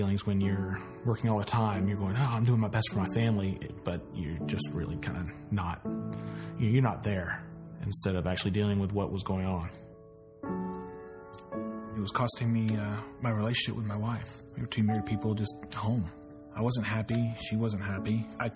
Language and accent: English; Snellville, Georgia, United States; also born or lived in Columbus, Georgia; when I was 4, we moved up to Snellville. So I've been in Gwinnett County since I've been 4 years old.